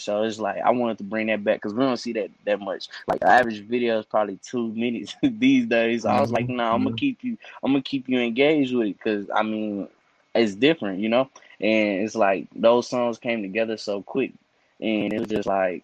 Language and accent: English; Cedar Hill, Texas, United States; I'm from City Hill. It's outside of Dallas, but definitely from City Hill, Texas